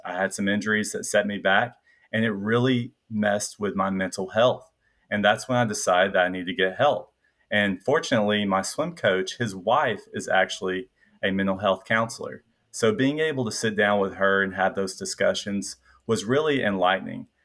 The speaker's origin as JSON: {"language": "English", "region": "Middle Tennessee", "country": "United States", "tie": "born or raised there", "also_born_or_lived": "suburb of Nashville", "accent": "Southern, a little bit of a twang", "said": "I grew up in Middle Tennessee"}